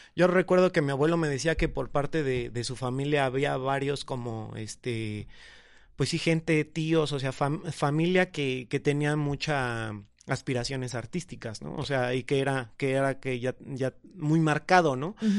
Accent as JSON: {"language": "Spanish", "region": "State of Mexico", "country": "Mexico", "said": "soy del Estado de México, vivo en Coacalco, Estado de México"}